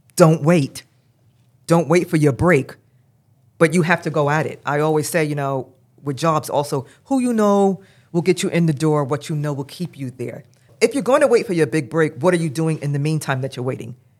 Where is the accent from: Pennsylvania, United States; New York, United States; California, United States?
New York, United States; New York City; now in New Jersey, United States; I grew up in Brooklyn, New York. I live in Jersey right now